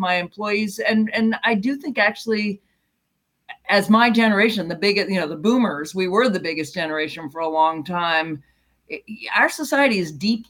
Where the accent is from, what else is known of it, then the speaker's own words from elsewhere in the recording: United States; as an American and as a citizen